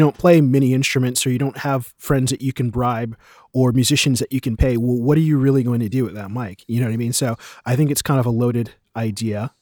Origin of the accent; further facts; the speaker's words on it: United States; now in Berlin, Germany; I am an American composer and, um, sample producer based in Berlin